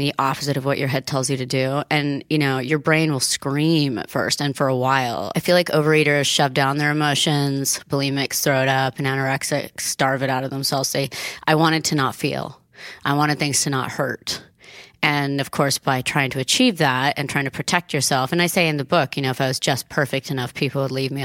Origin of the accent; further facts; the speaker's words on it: Italy; now in United States; after growing up in Italy and then getting sent to America in the 80s